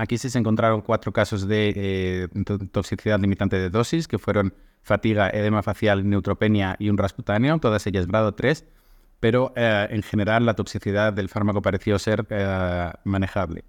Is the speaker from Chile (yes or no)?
no; Spain; now in Athens, Greece; estoy en Atenas, en Grecia, actualmente, aunque soy de España